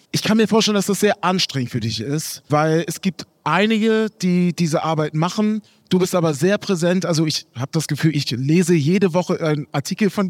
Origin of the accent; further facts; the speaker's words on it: Hamburg, Germany; ich bin aus Hamburg, da habe ich dich ziemlich naiv gefragt